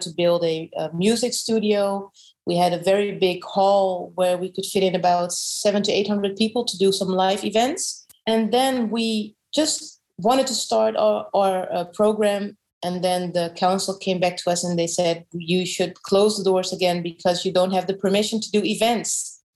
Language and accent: English; Amsterdam, North Holland, Netherlands; I was born in Amsterdam, and my mom is Dutch, fully Dutch